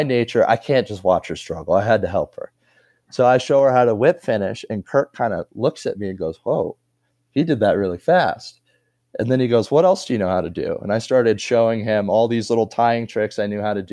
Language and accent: English; Wyoming, United States; now in Lyons, United States; I'm from Wyoming.